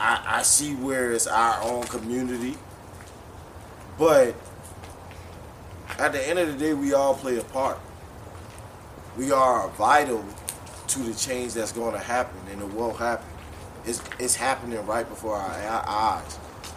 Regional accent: Charleston, United States; Hey, Jabos. I'm from Charleston.

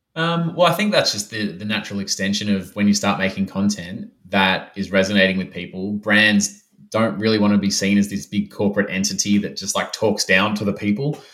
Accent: Melbourne, Victoria, Australia; moved away as an adult; I'm back in my hometown, hometown of Melbourne

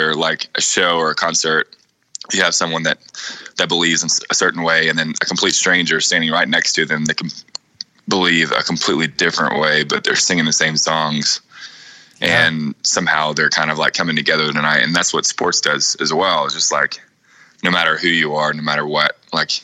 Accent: Cookeville, Tennessee, United States; growing up in Cookeville, you know, back home

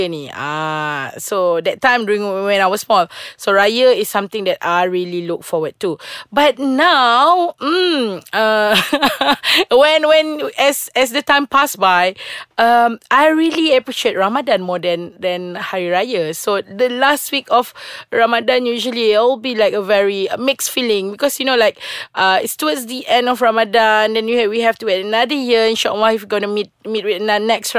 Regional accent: Sarawak, Malaysia; I'm from Sarawak

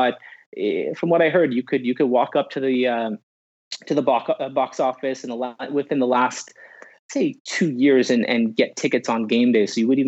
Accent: Montreal, Quebec, Canada; pretty lucky to do as a kid growing up in Montreal.

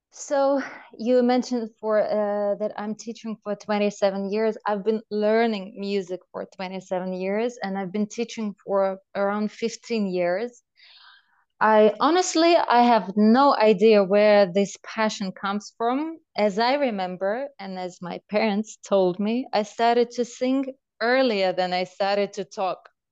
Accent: Belarus; moved away; I grew up in Belarus

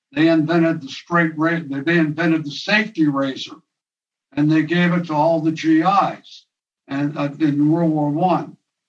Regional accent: Ossining, New York, United States; also born or lived in Poughkeepsie, New York / Burbank, California / Highland, New York; I was there from the third grade to my sophomore year

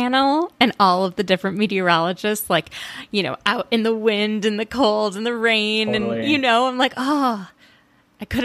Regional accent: Minneapolis, Minnesota, United States; where I grew up in Minneapolis

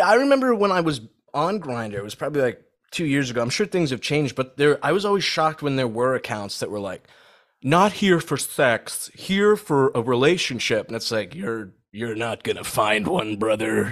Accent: Saudi Arabia; moved away; I grew up in Saudi

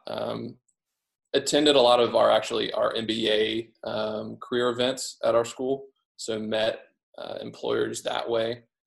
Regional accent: Midwest, United States; moved away as an adult; also born or lived in Southeast US / Northeast US; I grew up in the Midwest on a small farm

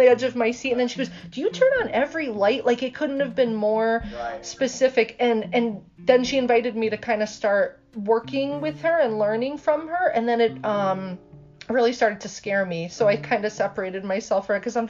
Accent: Clifton Park, New York, United States; I grew up in Clifton Park, so like the 518.

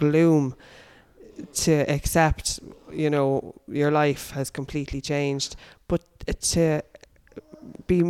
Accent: Dublin, Leinster, Ireland; moved away as an adult; I lived in Dublin until I was 25

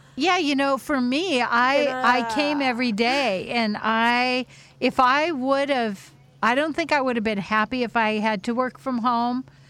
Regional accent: Whidbey Island, Washington, United States; growing up on Whidbey Island, we were so sheltered

